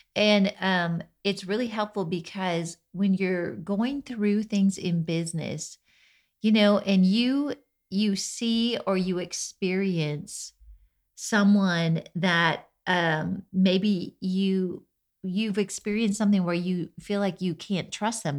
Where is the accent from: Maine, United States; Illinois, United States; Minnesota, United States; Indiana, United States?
Minnesota, United States; I grew up in Minnesota